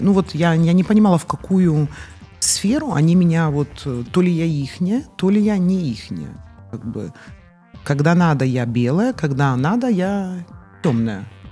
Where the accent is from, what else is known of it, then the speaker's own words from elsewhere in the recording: Chornomorsk, Odesa Oblast, Ukraine; я родилась не в Одессе, а в городе Ильичевске, это Черноморск сегодня.